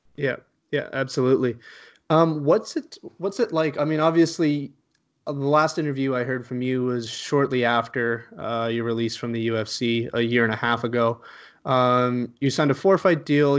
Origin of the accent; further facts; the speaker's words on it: Canada; I'm from Canada